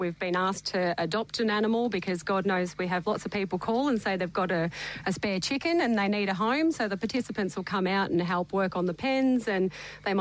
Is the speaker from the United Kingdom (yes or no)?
no; Williamstown, Victoria, Australia; also born or lived in Melbourne; I am from Melbourne originally, but grew up in Williamstown.